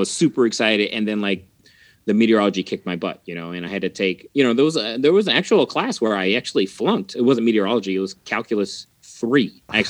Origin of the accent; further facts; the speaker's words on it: Mexico; also born or lived in Texas; I'm originally from Mexico through Texas.